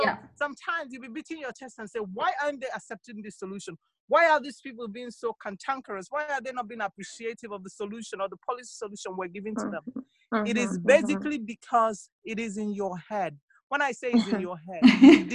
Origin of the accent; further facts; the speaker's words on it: Nigeria; as a Nigerian